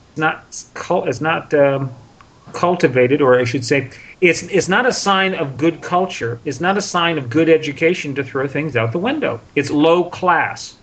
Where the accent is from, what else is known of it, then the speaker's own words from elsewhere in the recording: United States; When I was growing up in America in the 1950s and 60s